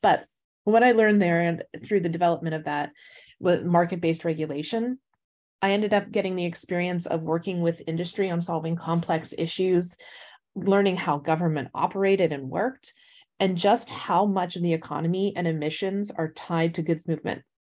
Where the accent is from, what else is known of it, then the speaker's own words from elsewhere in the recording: Pittsburgh, Pennsylvania, United States; I grew up just outside of Pittsburgh, Pennsylvania